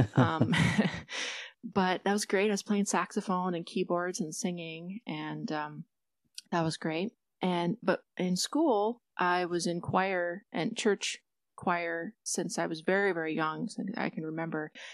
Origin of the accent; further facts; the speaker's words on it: Detroit Lakes, Minnesota, United States; my hometown in Detroit Lakes, Minnesota